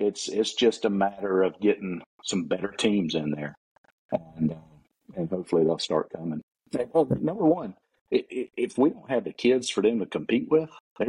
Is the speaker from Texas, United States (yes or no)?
no; Florida, United States; growing up in Suwannee